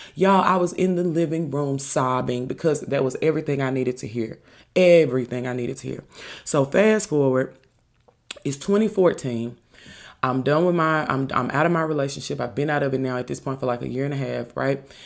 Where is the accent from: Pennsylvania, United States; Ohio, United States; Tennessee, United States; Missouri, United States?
Tennessee, United States; Memphis; I was from Memphis.